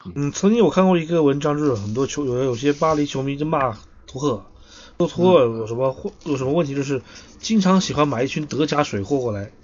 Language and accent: Chinese; China; 作为一个中国人